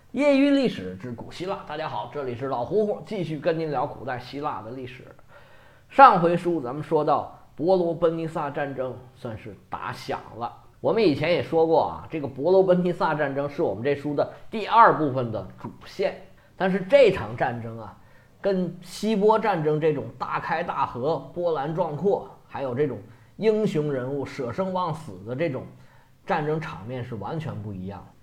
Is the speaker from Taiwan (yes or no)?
no; China; 我们中国人十四亿人